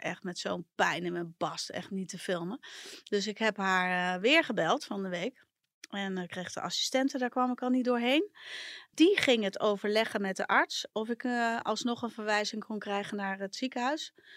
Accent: a village in Brabant, North Brabant, Netherlands; now in Amsterdam, Netherlands; in het dorp, eh, het Brabantse dorp waar ik vandaan kom

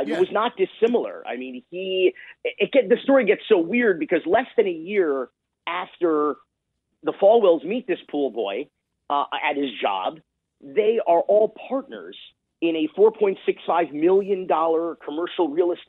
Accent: Miami, Florida, United States; also born or lived in Los Angeles; Yeah, I'm from Miami

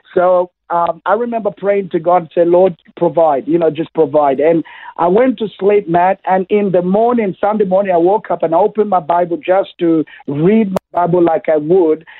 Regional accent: Kenya; now in Toowoomba, Australia; I was born in Kenya, that's uh, East Africa

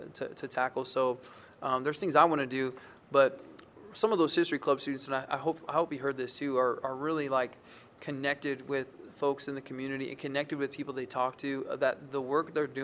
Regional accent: Kankakee, Illinois, United States; now in Western Illinois, United States; I'm from the Bradley, Bourbonnais, Kankakee area, which is kind of on the eastern side

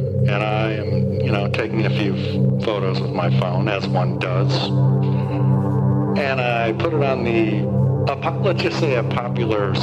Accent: Great Plains, United States; I'm from the Great Plains. I am a northerner, a Yankee.

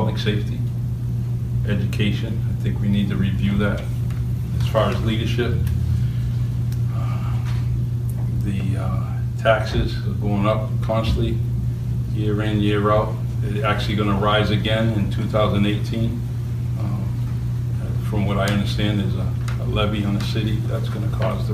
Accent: New Bedford, Massachusetts, United States; also born or lived in Los Angeles, California / Florida; I was born and raised in New Bedford, Massachusetts.

